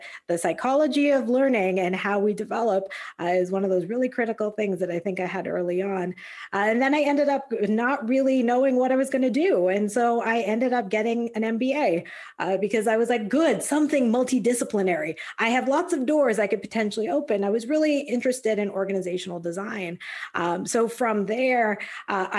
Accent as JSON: {"language": "English", "town": "Calgary", "region": "Alberta", "country": "Canada", "tie": "born or raised there", "also_born_or_lived": "San Diego", "moved": "as an adult", "said": "I'm Canadian. So I grew up back in Calgary, Alberta."}